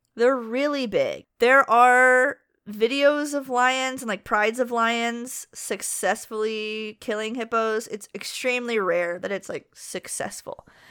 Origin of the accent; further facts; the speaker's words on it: United States; I'm an American